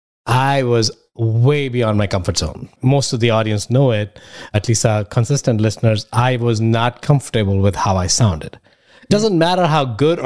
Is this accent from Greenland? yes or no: no; India; now in United States; I come from India